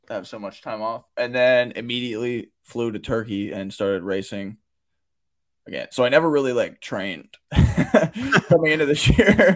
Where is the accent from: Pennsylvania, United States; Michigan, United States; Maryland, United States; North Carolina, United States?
Maryland, United States; Baltimore; I'm from the Baltimore area, I mean, I've, like, growing up, everyone had a Ray Lewis jersey